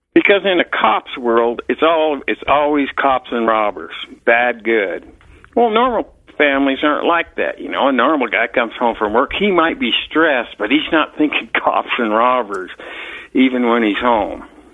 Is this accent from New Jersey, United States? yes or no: no; Salt Lake City, Utah, United States; moved away as an adult; also born or lived in Green River, Utah / Park City, Utah; now in Colorado, United States; I grew up in Salt Lake City, Utah